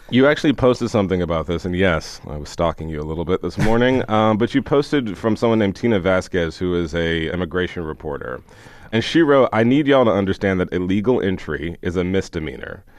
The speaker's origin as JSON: {"language": "English", "town": "Houston", "region": "Texas", "country": "United States", "tie": "born or raised there", "said": "I'm from I mean, Houston, Texas, and I remember growing up never understanding because I grew up in Houston"}